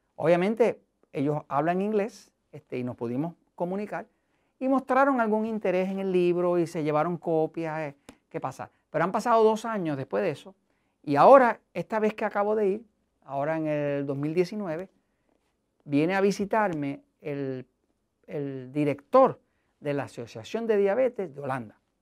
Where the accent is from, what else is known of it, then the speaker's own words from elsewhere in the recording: Puerto Rico; yo soy de Estados Unidos, en Puerto Rico